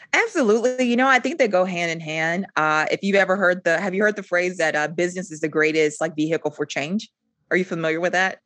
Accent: Rock Hill, South Carolina, United States; moved away as an adult; also born or lived in Germany; now in Charlotte, United States; I'm originally from Rock Hill, South Carolina. I reside in Charlotte now

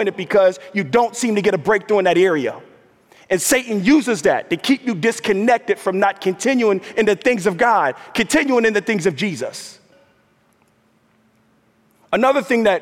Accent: New York, United States; moved away as an adult; also born or lived in Minnesota; African American, grew up in the New York metro area

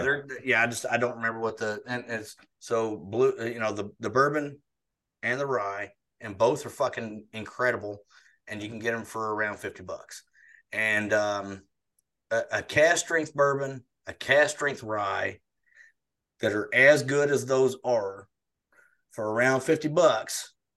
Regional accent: United States; My hometown was one that was it was wiped off the map

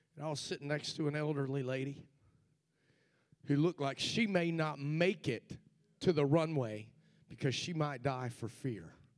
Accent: Cincinnati, Ohio, United States; the church where I grew up in Cincinnati, Ohio

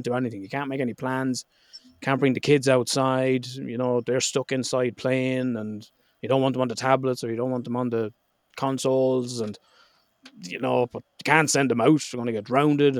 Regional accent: Ireland; I'm Irish

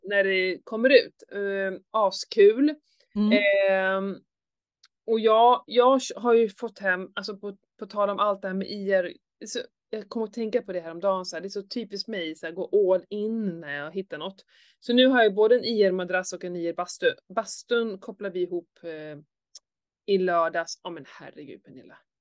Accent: Skåne, Sweden; när jag var liten så här, i Skåne

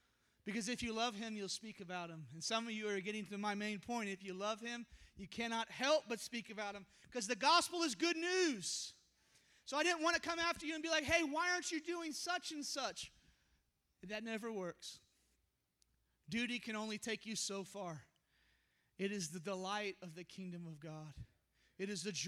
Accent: Houston, Texas, United States; moved away; We're from Houston originally.

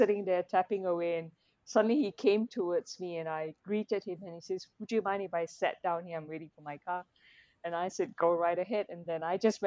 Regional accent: Petaling Jaya, Selangor, Malaysia; having grown up in PJ, my mum, both my parents are third generation Malaysian. They were born here

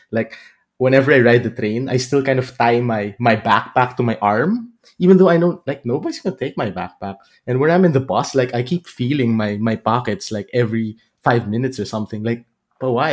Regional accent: Philippines; moved away as an adult; now in Aachen, Germany; I'm originally from the Philippines

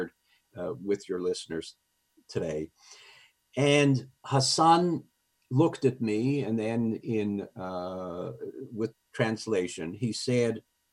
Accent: Montreal, Quebec, Canada; I was raised in Montreal, my French was good enough

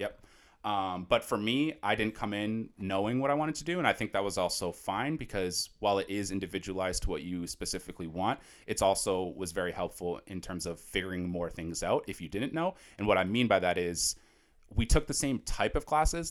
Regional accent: Natick, Massachusetts, United States; I'm actually from Natick, Massachusetts. Shout out Natick.

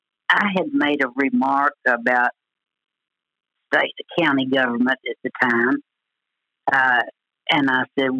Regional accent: DeValls Bluff, Arkansas, United States; now in Paragould, United States; a little old girl from Della Plaine, Arkansas. I tell people I'm from Paragould, but I started out in Della Plaine. That's where I went to school my early years

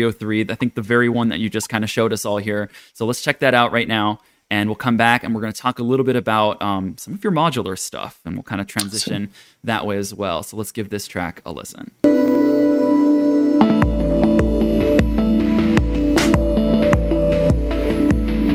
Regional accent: Tokyo, Japan; I grew up in Tokyo

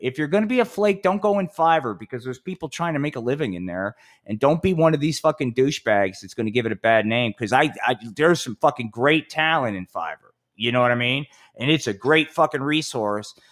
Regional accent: Atlantic City, New Jersey, United States; my hometown, Atlantic City.

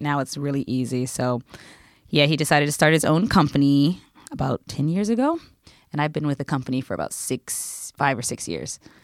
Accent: United States; now in Japan; I'm American

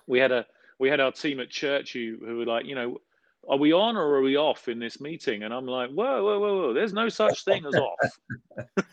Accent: London, United Kingdom; I grew up in South London

